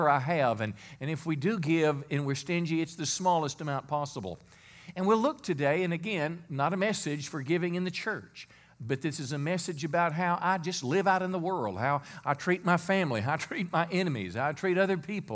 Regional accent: United States; as American people

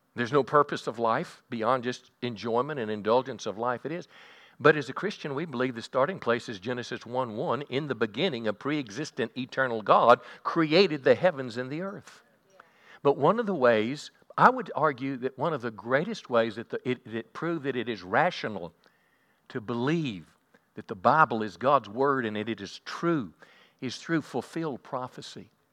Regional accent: United States; also born or lived in Bowie County, Texas; as an American, as just an insignificant voter in Bowie County

